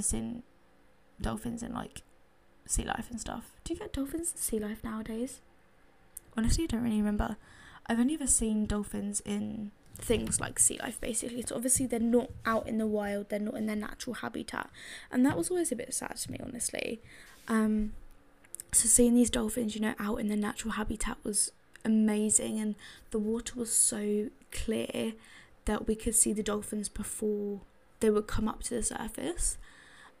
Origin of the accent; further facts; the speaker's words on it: London, United Kingdom; I come from London. I live in London. I've lived in London my entire life.